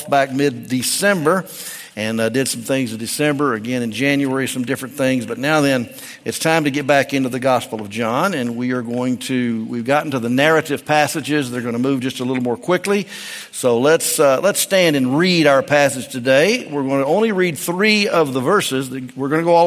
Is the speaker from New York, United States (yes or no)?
no; Memphis, Tennessee, United States; moved away; also born or lived in Peru; I was born and raised in Memphis, and we had the big Mississippi in there